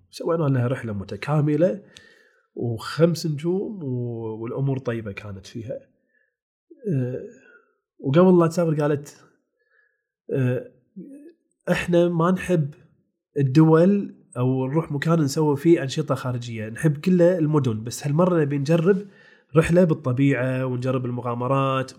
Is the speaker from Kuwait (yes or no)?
yes; Kuwait; أنا بستمتع في ديرتي